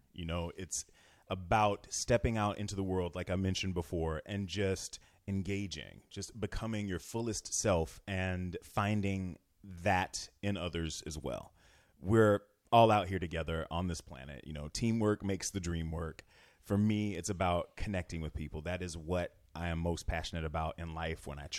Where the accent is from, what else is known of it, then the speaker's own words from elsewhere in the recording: Florida, United States; I'm from Florida. So, when I was a foreign exange student when I was 16 years old.